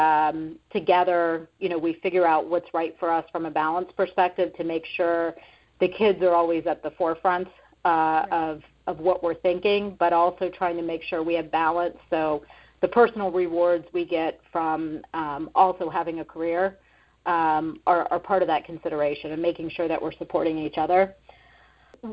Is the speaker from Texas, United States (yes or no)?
no; Florida, United States; also born or lived in Boston; now in Arizona, United States; I'm from Florida